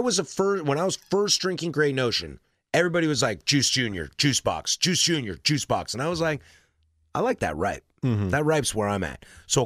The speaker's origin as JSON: {"language": "English", "town": "Portland", "region": "Oregon", "country": "United States", "said": "I'm from here"}